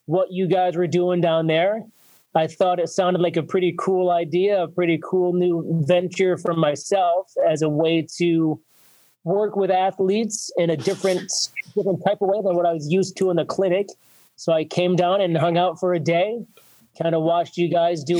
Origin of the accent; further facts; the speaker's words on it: North Eastern Pennsylvania, United States; I ended up back in my hometown, opening my third practice in 10 years.